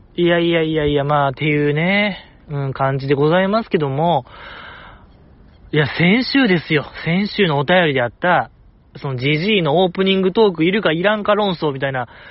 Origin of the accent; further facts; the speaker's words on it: Osaka, Japan; 大阪生まれ、大阪育ちの人間が東北かぶれになる